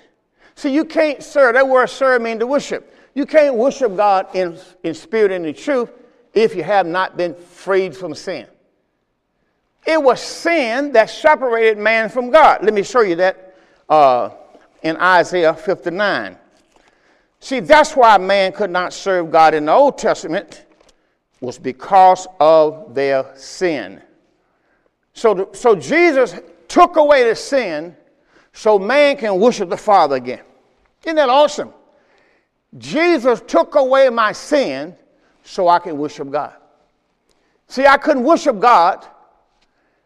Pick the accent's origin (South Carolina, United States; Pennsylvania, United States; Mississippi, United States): Mississippi, United States; I'm from Mississippi, and I started out on my journey with the Lord on the mourning bench.